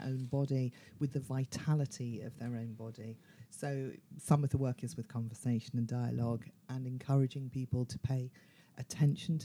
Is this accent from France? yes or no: no; London, United Kingdom; I am from London